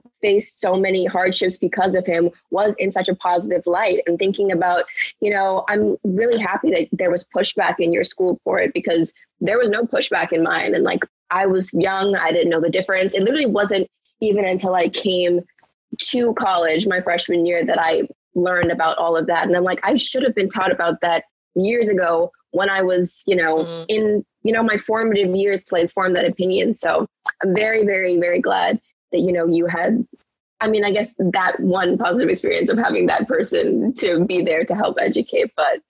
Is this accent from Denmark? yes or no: no; Bahamas; I'm not American, so I grew up in the Bahamas